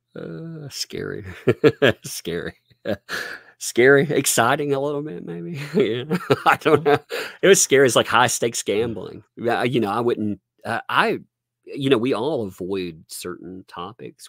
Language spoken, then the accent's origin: English; southern USA, United States; accent: southern; I live in small town, southern USA